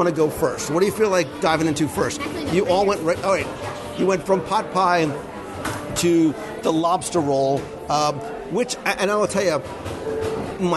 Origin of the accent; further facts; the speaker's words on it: Northeast, United States; moved away; So we come from the Northeast